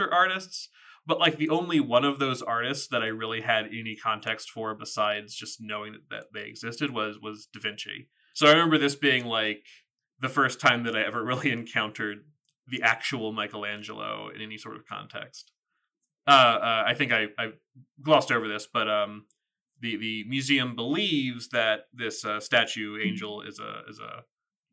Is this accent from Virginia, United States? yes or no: yes; southern Virginia, United States; moved away; growing up in Virginia, and specifically in the, like, the southerner part of Virginia